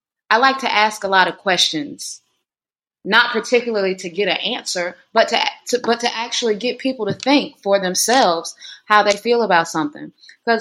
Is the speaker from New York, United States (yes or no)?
no; North Carolina, United States; moved away; this is my hometown in North Carolina, so real country folk